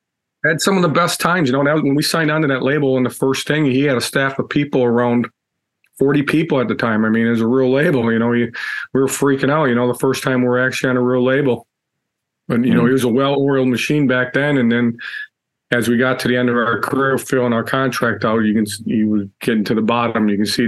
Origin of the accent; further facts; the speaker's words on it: Chicago, Illinois, United States; Yeah, I think when we grew up in Chicago, so I kind of knew him from that, you know.